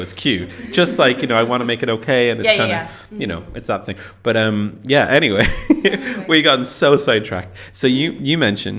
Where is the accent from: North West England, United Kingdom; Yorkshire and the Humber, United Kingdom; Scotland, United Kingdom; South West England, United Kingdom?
Yorkshire and the Humber, United Kingdom; now in Berlin, Germany; as a Yorkshireman